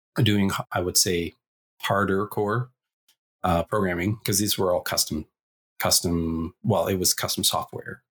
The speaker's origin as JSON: {"language": "English", "town": "Sherwood Park", "region": "Alberta", "country": "Canada", "tie": "born or raised there", "also_born_or_lived": "Edmonton", "said": "I was raised in Sherwood Park, Alberta, just outside of Edmonton."}